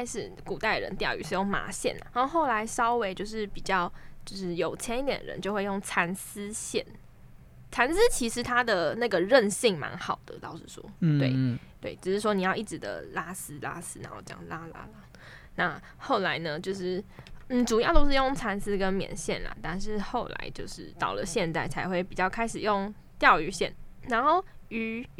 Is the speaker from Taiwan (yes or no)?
yes; Keelung, Taiwan; 好丢脸哦！我基隆人哎啊，丢脸丢的啊这，